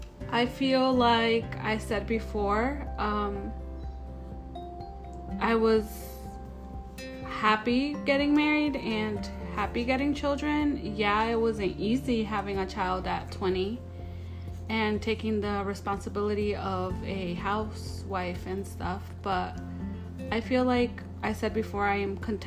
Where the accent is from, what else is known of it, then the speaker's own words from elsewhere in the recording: Michoacán, Mexico; born there; I am 28 years old and I was born in Michoacán, Mexico.